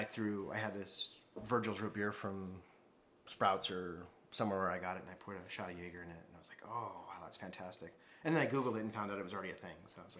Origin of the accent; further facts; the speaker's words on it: Las Vegas, Nevada, United States; now in El Paso, United States; I'm from Las Vegas, Nevada.